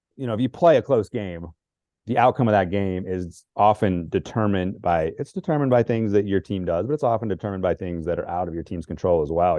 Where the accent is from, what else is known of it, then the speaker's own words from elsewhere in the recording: Northern Virginia, United States; where I was growing up in Northern Virginia